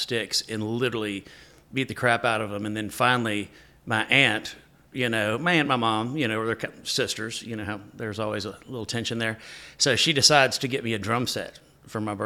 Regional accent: Lexington, Kentucky, United States; moved away as an adult; also born or lived in Nashville, Tennessee / Texas; I'm from Kentucky, Lexington, Kentucky

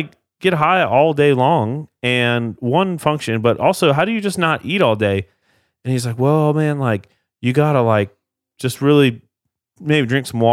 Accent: South Florida, United States; I'm from Florida.

